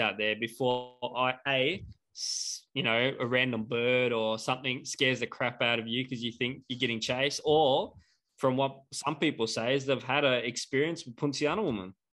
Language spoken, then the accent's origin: English; Darwin, Northern Territory, Australia; moved away; growing up in Darwin